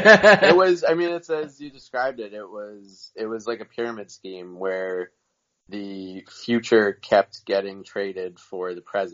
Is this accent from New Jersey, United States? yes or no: yes; Mountain Lakes, New Jersey, United States; I grew up in Morris County.